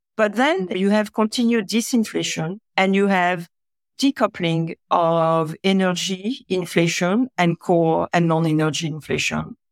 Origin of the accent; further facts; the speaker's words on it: France; now in California, United States; I was born in France.